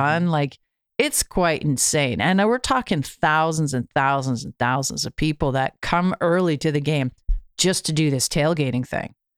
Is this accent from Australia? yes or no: no; Canada; being Canadian, having, uh, America just to the south of us